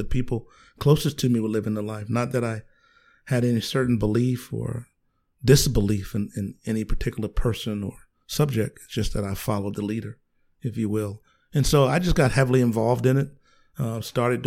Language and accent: English; Philadelphia, Pennsylvania, United States; also born or lived in Union, South Carolina; Grew up in inner city Philadelphia